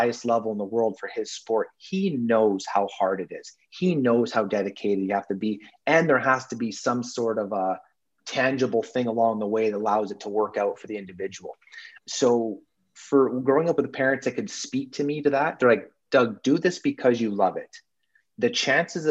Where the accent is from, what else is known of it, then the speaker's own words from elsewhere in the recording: Vancouver, British Columbia, Canada; moved away as an adult; also born or lived in Salzburg, Austria; I grew up in Vancouver, British Columbia, and fell in with hockey very, very early on.